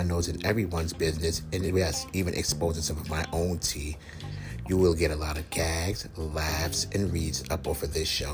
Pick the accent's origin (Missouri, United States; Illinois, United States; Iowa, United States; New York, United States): New York, United States; Brooklyn; I'm from Brooklyn